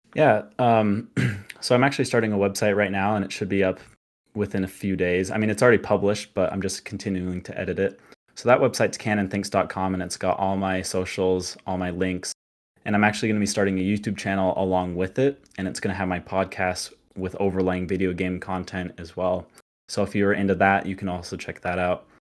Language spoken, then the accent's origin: English; Utah, United States; I was actually, uh, born in Utah and grew up in L D S, Mormon.